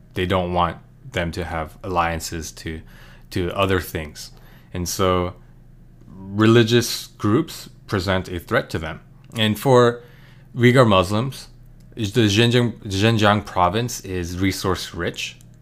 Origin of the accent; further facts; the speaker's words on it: United States; as an American